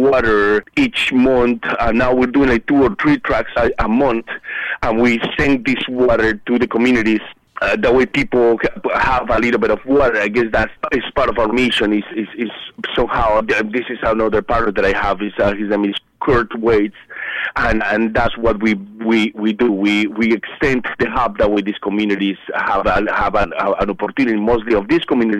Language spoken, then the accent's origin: English; Colombia; moved away as an adult; now in Easton, United States; displaced because of the violence at that moment in my home country